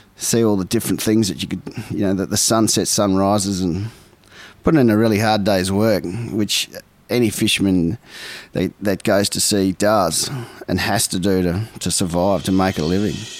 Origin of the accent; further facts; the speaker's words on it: Port Lincoln, South Australia, Australia; also born or lived in Ballina, New South Wales; I grew up in Port Lincoln, South Australia. I was born in Ballina.